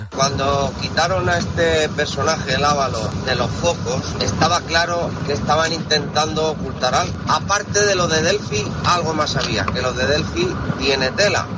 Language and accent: Spanish; Spain; yo me sentí, como español